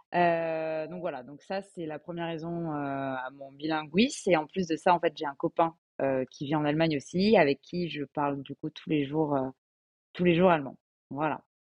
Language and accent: French; Alsace, Grand Est, France; moved away as an adult; now in Paris, France; je suis basée à Paris donc pour mon travail, mais je viens d'Alsace